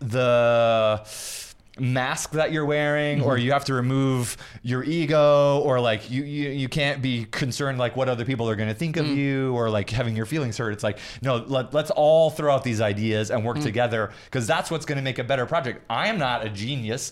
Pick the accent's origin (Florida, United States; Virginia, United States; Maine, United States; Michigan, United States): Michigan, United States; Kalamazoo; also born or lived in New York City; now in Los Angeles, United States; I'm just a kid from the Midwest. I was born in Kalamazoo, Michigan.